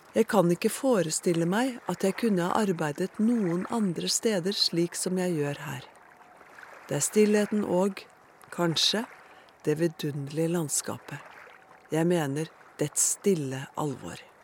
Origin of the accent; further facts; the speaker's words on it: Norway; Som nordmann er jeg vant til å kunne se på himmelen nattestid